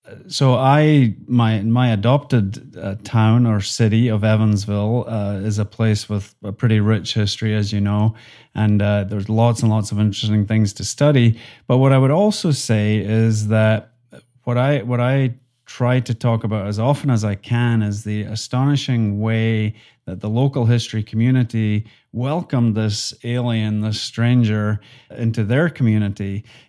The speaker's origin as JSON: {"language": "English", "region": "Scotland", "country": "United Kingdom", "accent": "Highland and Lowland Scottish", "said": "my accent is a mixture of Highland Scottish and Lowland Scottish, which ends up being pretty similar to a Northern Irish accent."}